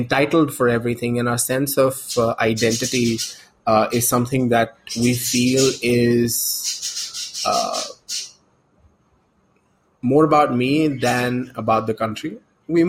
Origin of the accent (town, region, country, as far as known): India